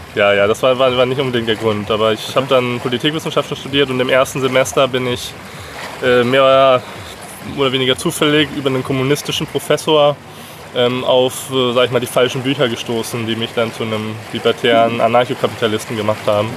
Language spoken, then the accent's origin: German; Herford, North Rhine-Westphalia, Germany; moved away as an adult; Ich habe schon noch relativ großen Bezug zu meiner Heimatstadt in Deutschland. Ich komme aus Herford in Ostwestfalen.